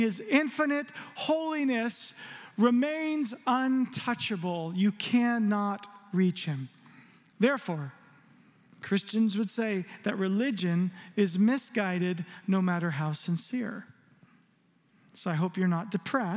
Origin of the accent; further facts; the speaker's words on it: Arizona, United States; growing up in Arizona, there's a lot of lightning and thunder